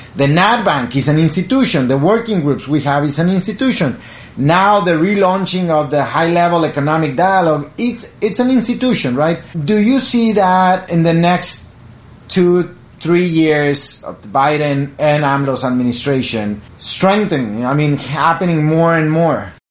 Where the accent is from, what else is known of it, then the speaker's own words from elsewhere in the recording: Piedras Negras, Coahuila, Mexico; I'm from Piedras Negras, Coahuila, border with Eagle Pass, Texas